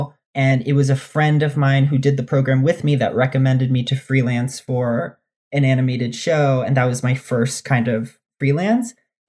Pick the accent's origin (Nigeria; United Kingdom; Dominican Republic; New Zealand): Dominican Republic; now in United States; Dominican gay kid who didn't fit in anywhere and didn't see anyone like him.